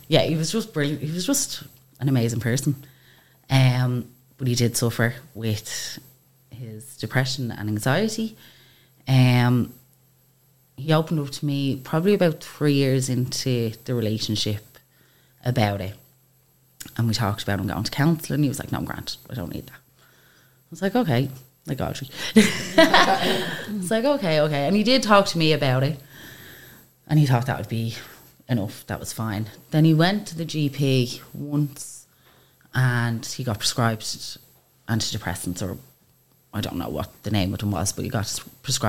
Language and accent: English; Baldoyle, Leinster, Ireland; We grew up in Baldoyle, small town.